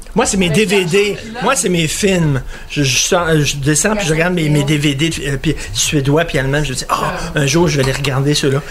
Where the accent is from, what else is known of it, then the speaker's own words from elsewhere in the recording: Quebec, Canada; Je suis québécois